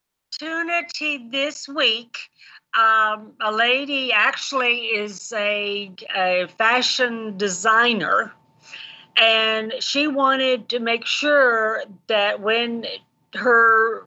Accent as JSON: {"language": "English", "country": "Kenya", "tie": "born or raised there", "said": "Okay, well, I grew up in Kenya, East Africa, 20 miles away from Obama's grandmother."}